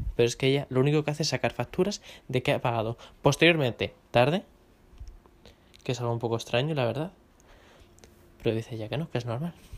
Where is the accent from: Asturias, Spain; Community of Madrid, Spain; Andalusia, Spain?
Community of Madrid, Spain; Madrid; yo como madrileño